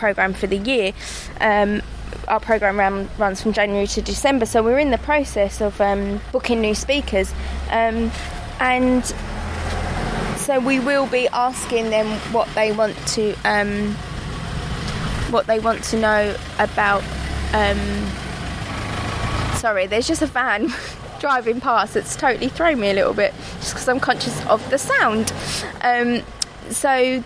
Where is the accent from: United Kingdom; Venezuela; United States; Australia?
United Kingdom; London; I grew up in Rotherhithe in Bermondsey in the 80s